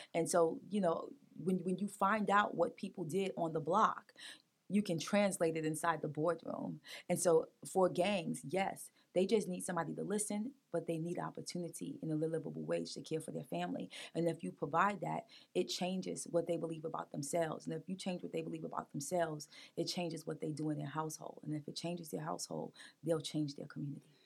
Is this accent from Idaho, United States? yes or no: no; New York City, New York, United States; now in Wilmington, United States; I grew up in Brooklyn, New York